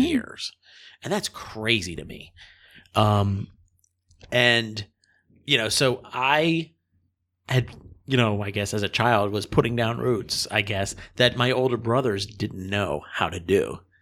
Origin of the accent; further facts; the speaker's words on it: Harrisburg, Pennsylvania, United States; also born or lived in Massachusetts; I was born in Massachusetts. My family moved to Harrisburg, Pennsylvania when I was two